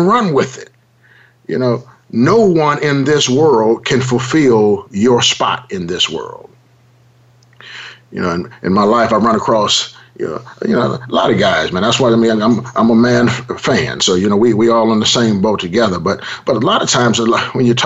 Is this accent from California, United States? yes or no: yes; Los Angeles, California, United States; I grew up in South Central Los Angeles